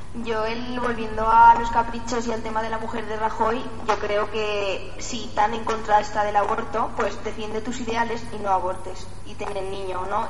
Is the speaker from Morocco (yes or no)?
yes; Morocco; now in Huesca, Spain; vengo de Marruecos, por lo tanto muy cristiana no debo de ser.